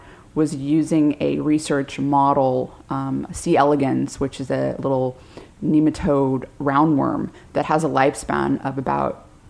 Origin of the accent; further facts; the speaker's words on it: San Diego, California, United States; I'm from San Diego.